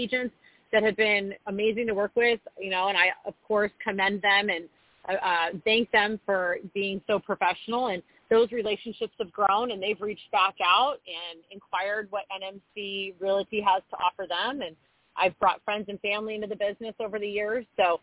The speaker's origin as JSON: {"language": "English", "area": "Orange County", "region": "California", "country": "United States", "tie": "born or raised there", "moved": "as an adult", "lives_now": "Austin, United States", "said": "born and raised in Orange County, lived out of state and out of the country for some time in my early 20s"}